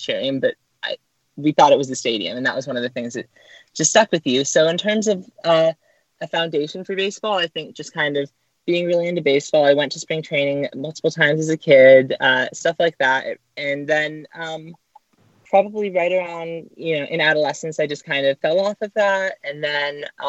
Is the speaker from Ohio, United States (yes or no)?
no; Orange County, California, United States; I grew up in Orange County